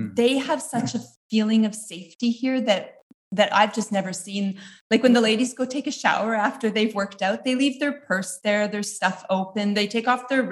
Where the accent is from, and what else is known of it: Canada; moved away as an adult